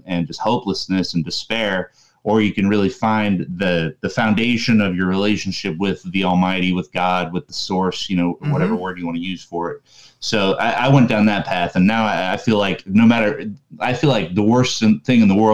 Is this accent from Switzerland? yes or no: no; Florida, United States; I grew up in Florida, about 20 minutes from Disney World